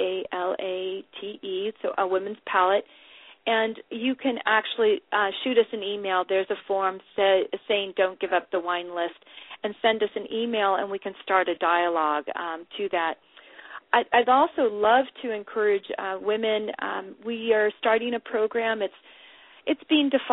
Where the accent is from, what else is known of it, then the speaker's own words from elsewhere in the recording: California, United States; I'm from California